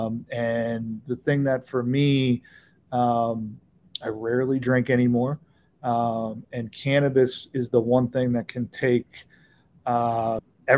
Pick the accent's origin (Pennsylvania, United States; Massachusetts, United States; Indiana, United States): Pennsylvania, United States; Philadelphia; I grew up in Philadelphia